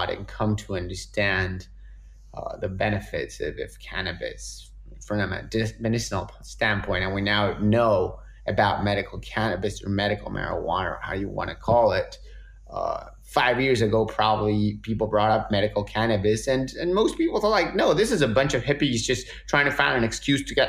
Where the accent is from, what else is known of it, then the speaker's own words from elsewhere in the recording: Argentina; moved away; I'm this guy from Argentina